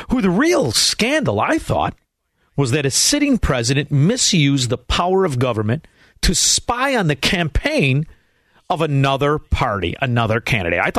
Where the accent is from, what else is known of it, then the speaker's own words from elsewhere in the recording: Melrose Park, Illinois, United States; also born or lived in Chicago; from Melrose Park.